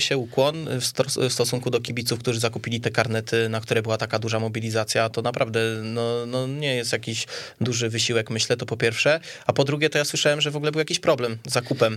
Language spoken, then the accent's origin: Polish; Kielce, Świętokrzyskie Voivodeship, Poland; ja ze Stoku